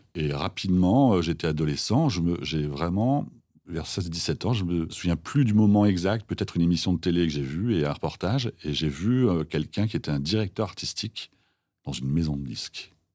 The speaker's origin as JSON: {"language": "French", "town": "Villers-Cotterêts", "region": "Hauts-de-France", "country": "France", "said": "Je viens de Picardie, dans l'Aisne, 02, Villers-Cotterêts"}